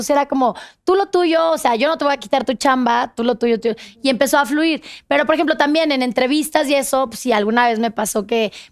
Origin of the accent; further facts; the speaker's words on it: Mexico; ya habías dicho que sí, vengo de México